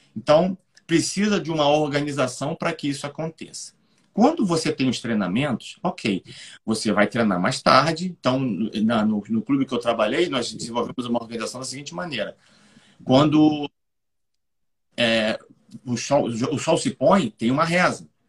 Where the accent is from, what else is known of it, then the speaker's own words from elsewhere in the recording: Rio de Janeiro, Brazil; eu sou do Rio de Janeiro